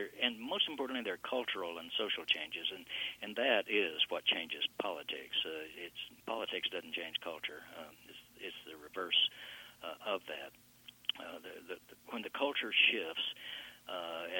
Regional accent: Texas, United States; I grew up in totally segregated schools here in Texas, all the way through high school.

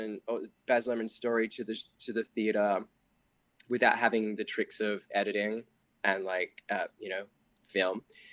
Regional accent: Australia; moved away; being Australian

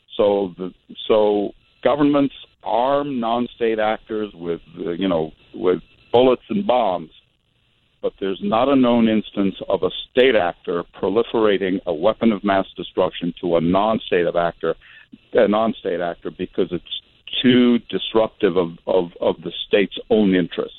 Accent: Iraq; I'm from Iraq

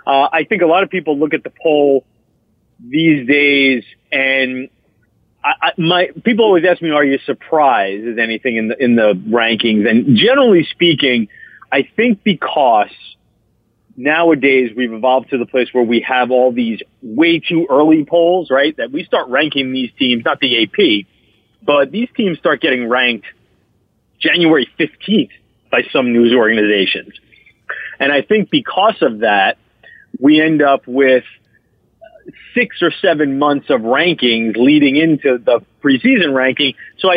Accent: Queens, New York, United States; I had, when I was young, and I grew up in Queens, and had my father didn't give much care about college football.

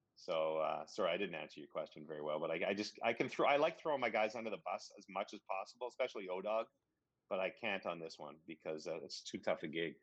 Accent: Ottawa, Ontario, Canada; moved away; also born or lived in British Columbia; I grew up in Ottawa and I grew up in BC

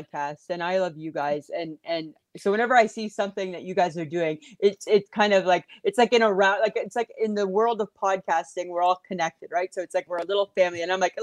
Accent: Canada; we're Canadian

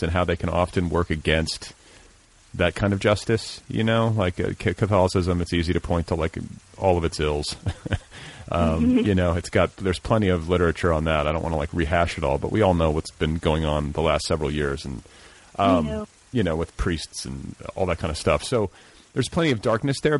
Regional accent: Indiana, United States; I'm from Indiana

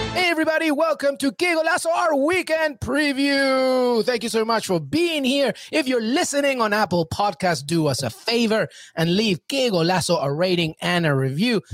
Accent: England, United Kingdom; now in United States; I grew up in England

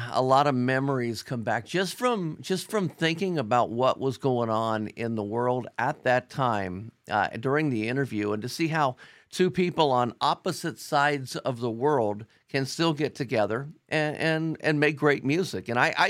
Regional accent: Cincinnati, Ohio, United States; Alon's from Columbus. I'm from Cincinnati.

